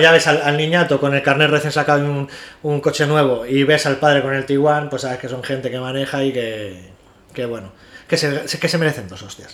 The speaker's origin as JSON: {"language": "Spanish", "country": "Spain", "said": "Somos españoles"}